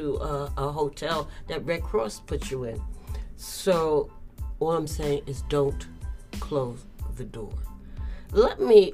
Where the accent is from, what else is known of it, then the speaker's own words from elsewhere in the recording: New York City, New York, United States; I was raised in the Lower Bronx, Washington Avenue, Claremont Park, and then I moved to even more projects